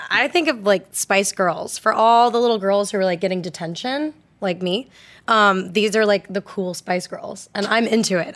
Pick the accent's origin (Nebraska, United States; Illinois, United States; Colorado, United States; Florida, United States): Florida, United States; Orlando; I grew up in Orlando, Florida